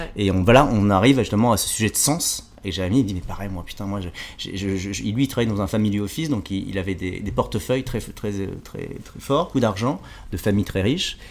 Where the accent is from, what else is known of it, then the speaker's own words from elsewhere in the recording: France; also born or lived in Jakarta, Indonesia; Je suis né donc à Jakarta en Indonésie. Je suis arrivé en France à l'âge de 4 mois. J'ai eu la chance d'être adopté par une famille française